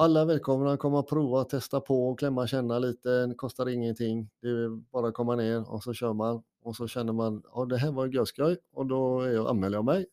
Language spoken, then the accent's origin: Swedish; Gothenburg, Västra Götaland, Sweden; now in Norrtälje, Sweden; jag är en kille från Göteborg ursprungligen